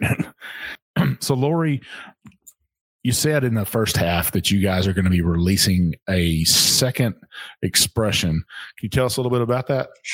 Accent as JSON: {"language": "English", "region": "Texas", "country": "United States", "moved": "yes", "lives_now": "Kentucky, United States", "said": "this is Kentucky. It's it's home now. Um, I'm not originally from here. I'm from Texas"}